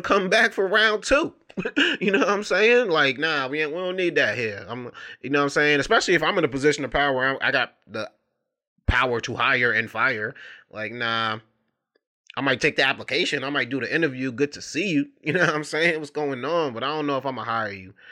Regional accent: New York City, New York, United States; I grew up in Brooklyn, New York

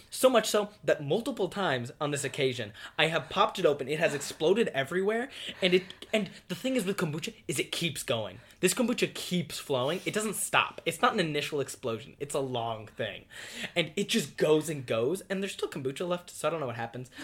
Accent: United States; We as the American people

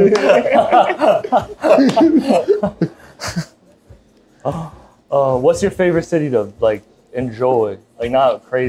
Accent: Boston, Massachusetts, United States; I'm not from New York. I came just for this. I'm from Boston. Wow, I'm from Massachusetts.

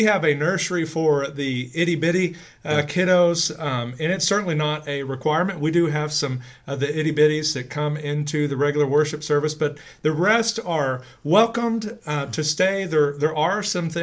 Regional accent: Grand Prairie, Texas, United States; growing up in First Baptist in Grand Prairie

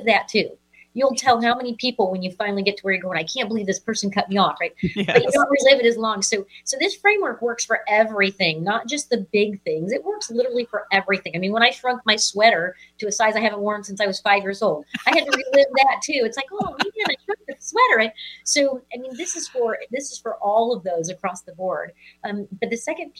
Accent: Missouri, United States; I'm from the Show Me State. I'm from Missouri

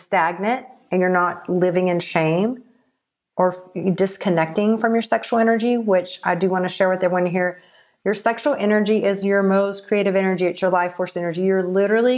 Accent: Texas, United States; moved away as an adult; also born or lived in Los Angeles; growing up in Texas and living in the Bible Belt

